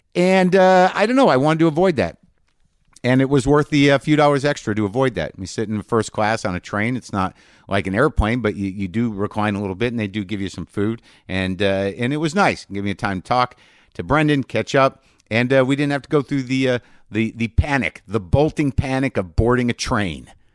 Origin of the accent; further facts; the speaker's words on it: United States; I'm unique as an American